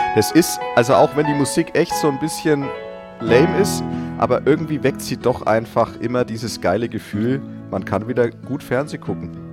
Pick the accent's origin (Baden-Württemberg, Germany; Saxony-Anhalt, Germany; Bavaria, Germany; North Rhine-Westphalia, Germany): Bavaria, Germany; Franconia; accent: Franconian; now in Munich, Germany; aus meiner Heimat Good Old Franken, kann ich da mal auch was erzählen. Da war ich irgendwann mal auf so einem Volksfest und da war ich schon ein paar Jahre in München und ich hatte ja nie diesen krassen fränkischen Akzent